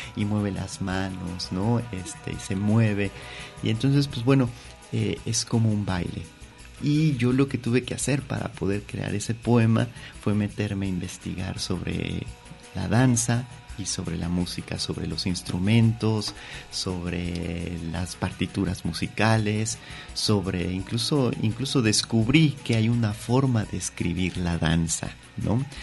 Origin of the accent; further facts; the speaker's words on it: Mexico City, Mexico; yo soy de la Ciudad de México, pero ahora que estoy aquí en Guadalajara